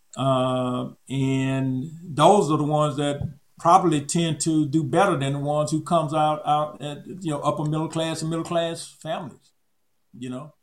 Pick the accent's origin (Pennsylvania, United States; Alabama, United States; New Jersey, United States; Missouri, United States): Alabama, United States; Auburn; moved away; I'm from Auburn, Alabama